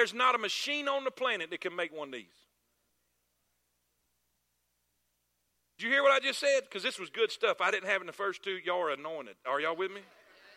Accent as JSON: {"language": "English", "region": "South Florida", "country": "United States", "tie": "born or raised there", "said": "I'm from South Florida."}